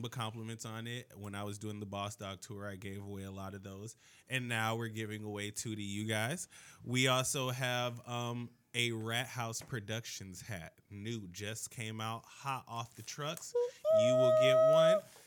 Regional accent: Miami, Florida, United States; I grew up in Miami

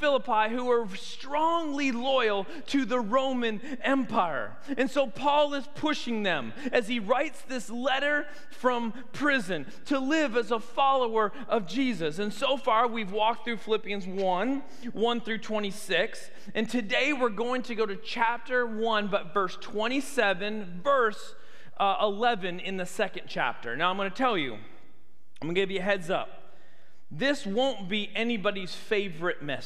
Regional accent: Canada; moved away as an adult; also born or lived in United States; now in Tuscaloosa, United States; I grew up in Canada. I am a Canadian citizen

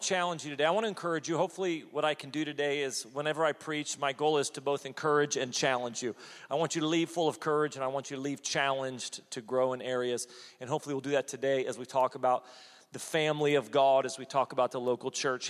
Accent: United States; as an American

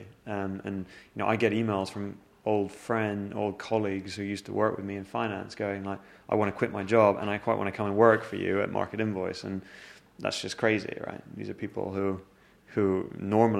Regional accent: London, United Kingdom; also born or lived in Zurich, Switzerland; I moved to London when I was 12 years old, so I view myself as like a Londoner

